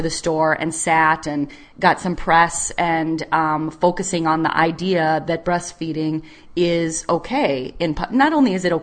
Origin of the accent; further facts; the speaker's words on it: DeKalb, Illinois, United States; in my hometown of DeKalb, Illinois, that's where I grew up